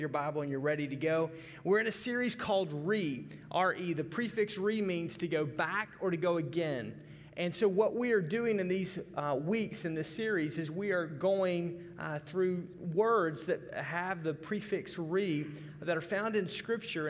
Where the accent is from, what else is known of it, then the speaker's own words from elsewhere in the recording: Arkansas, United States; I'm from Arkansas, and Arkansas is much an agricultural community and state